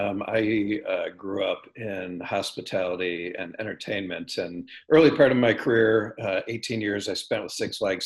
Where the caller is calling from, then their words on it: Madison, Wisconsin, United States; I am calling in from actually sunny Madison, Wisconsin.